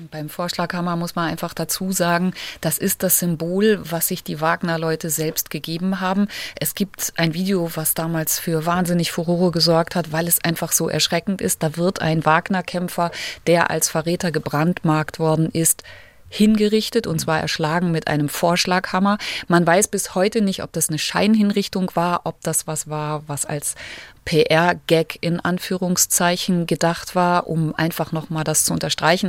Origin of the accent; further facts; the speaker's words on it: Germany; now in Moscow, Russia; bei uns in Deutschland